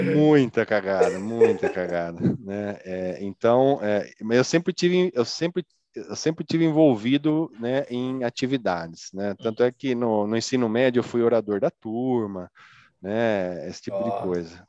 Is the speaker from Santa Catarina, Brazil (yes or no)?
no; Araras, São Paulo, Brazil; nasci aqui em Araras, né, no interior de São Paulo